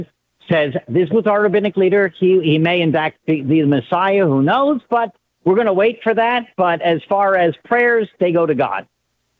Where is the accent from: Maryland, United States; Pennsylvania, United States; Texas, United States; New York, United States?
Maryland, United States; Baltimore; I'm a Jew from Baltimore